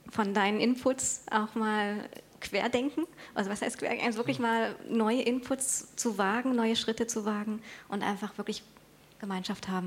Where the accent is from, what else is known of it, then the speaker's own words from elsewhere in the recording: Karlsruhe, Baden-Württemberg, Germany; ich bin aus Karlsruhe-Knielingen